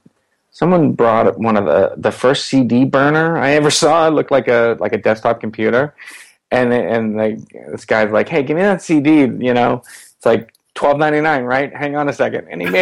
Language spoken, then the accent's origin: English; Quincy, Massachusetts, United States; I grew up in Quincy, Massachusetts.